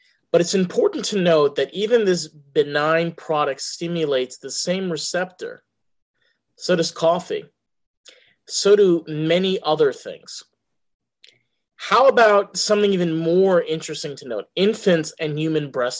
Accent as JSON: {"language": "English", "region": "New York", "country": "United States", "accent": "New York", "said": "my New York accent"}